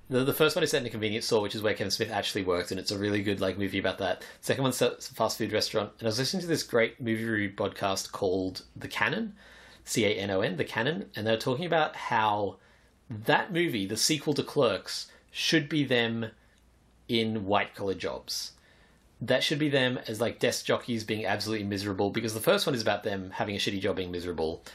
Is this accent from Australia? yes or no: yes; Australia; I was born in Australia